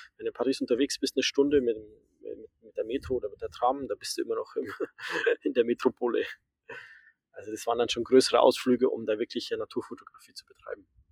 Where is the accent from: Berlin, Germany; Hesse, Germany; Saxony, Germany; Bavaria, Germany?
Bavaria, Germany; Amberg; also born or lived in Groningen, Netherlands; ich bin, äh, in der Oberpfalz aufgewachsen, in der Nähe von Amberg